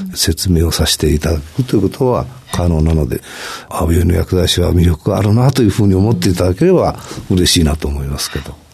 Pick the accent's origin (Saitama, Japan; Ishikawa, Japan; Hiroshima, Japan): Hiroshima, Japan; 私は広島出身